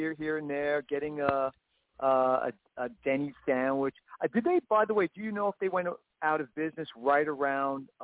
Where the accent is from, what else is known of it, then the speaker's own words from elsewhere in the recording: New York City, New York, United States; I'm originally from New York City. Born in Brooklyn.